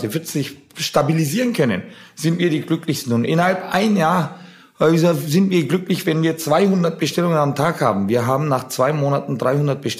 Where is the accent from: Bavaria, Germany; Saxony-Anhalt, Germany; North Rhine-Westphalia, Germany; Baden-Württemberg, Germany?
Bavaria, Germany; Nuremberg; wir sind ja Nürnberger, wir sind aus Nürnberg. Apropos, Nürnberg hatte gestern, unsere Heimatstadt hatte gestern Geburtstag